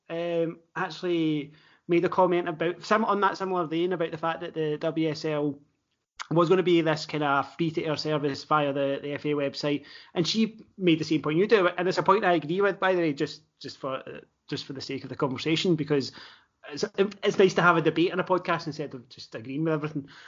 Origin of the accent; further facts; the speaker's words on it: Scotland, United Kingdom; And what is a good thing about that, Campbell, for us as Scottish football fans is we obviously have a number of Scottish internationals playing down down south.